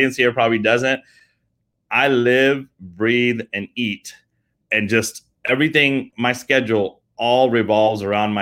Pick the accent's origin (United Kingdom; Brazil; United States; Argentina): United Kingdom; England; moved away; I'm British, actually. I was born in England. My whole family's out from there